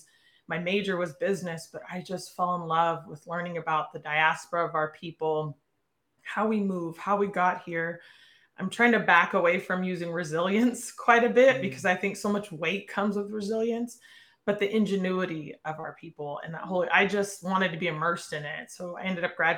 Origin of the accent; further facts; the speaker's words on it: Portland, Oregon, United States; born and raised in Portland, Oregon